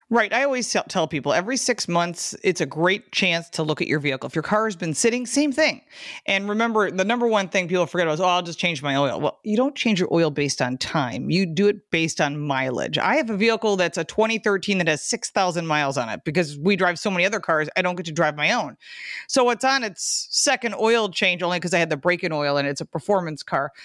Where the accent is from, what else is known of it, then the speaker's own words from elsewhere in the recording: Michigan, United States; now in Buffalo, United States; I'm from Michigan and I live in Buffalo